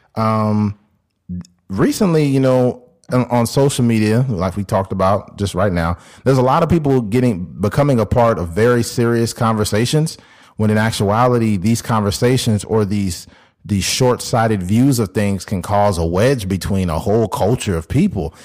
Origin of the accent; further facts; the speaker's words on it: California, United States; me and Keith, growing up in California